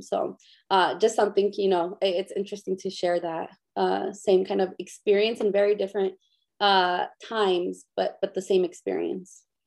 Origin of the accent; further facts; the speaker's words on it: Inglewood, California, United States; also born or lived in Zacatecas, Mexico; I grew up in Inglewood, California, which is a predominantly Black and Latino community